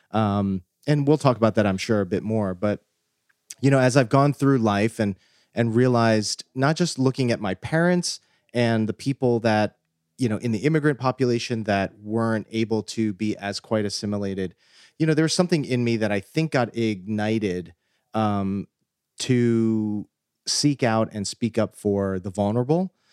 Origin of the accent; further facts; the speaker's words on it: New Jersey, United States; I was raised, um, here in New Jersey